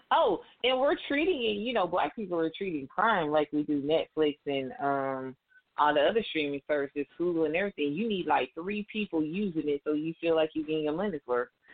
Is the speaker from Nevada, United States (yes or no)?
no; Atlanta, Georgia, United States; I'm from Atlanta